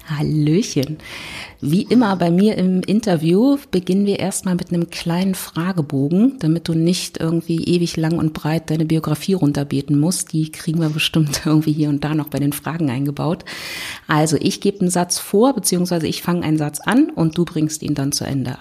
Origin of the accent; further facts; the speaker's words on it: Berlin, Germany; ich komme aus Berlin